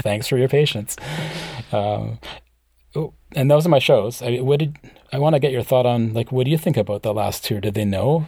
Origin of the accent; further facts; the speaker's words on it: small town five hours north of Vancouver, British Columbia, Canada; I live in a small town that's about five hours north of Vancouver